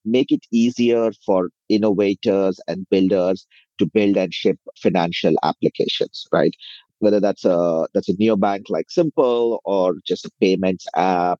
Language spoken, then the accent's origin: English; India; moved away as an adult; now in United States; I grew up in India, came over to the US about 18, 19 years ago as a software engineer